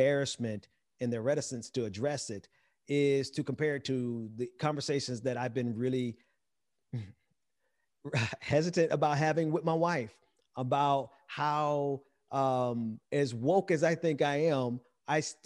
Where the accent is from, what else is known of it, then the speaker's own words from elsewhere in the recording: Mississippi, United States; I'm from Mississippi, so I'm not from the Caribbean.